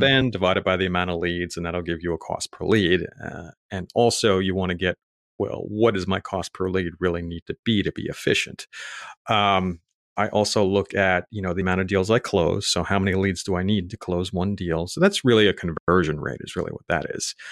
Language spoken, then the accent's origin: English; New York City, New York, United States; moved away as an adult; also born or lived in Raleigh, North Carolina; I grew up in Staten Island, New York